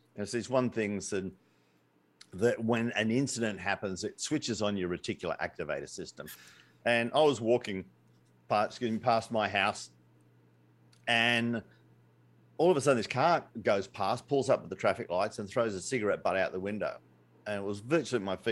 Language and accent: English; Australia; I'm Australian